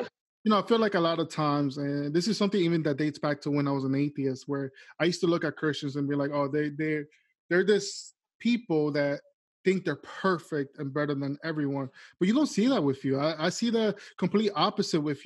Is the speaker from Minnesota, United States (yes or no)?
no; Florida, United States; now in Staten Island, United States; I'm from Florida